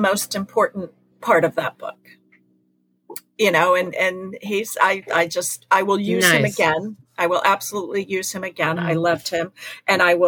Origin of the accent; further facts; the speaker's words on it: Mattapoisett, Massachusetts, United States; that's Mattapoisett. That's my hometown